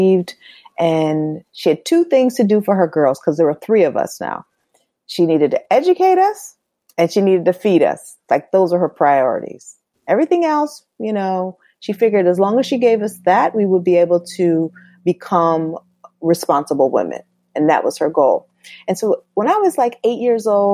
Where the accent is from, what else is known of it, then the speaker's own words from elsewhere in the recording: Norwalk, Connecticut, United States; also born or lived in Bronx, New York; I was born in the Bronx, but I grew up in Norwalk, Connecticut, by the beach